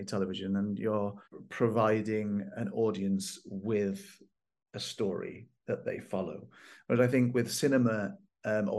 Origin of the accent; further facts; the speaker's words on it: Welsh, Wales, United Kingdom; I am Welsh